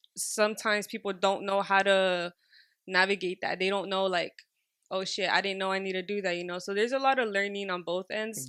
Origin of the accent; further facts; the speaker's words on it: Los Angeles, California, United States; I was raised in Highland Park and Drew Street